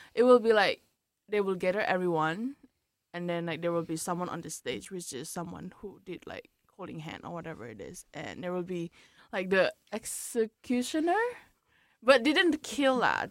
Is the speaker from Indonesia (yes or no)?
yes; Indonesia; coming from Indo, like because I'm from Indonesia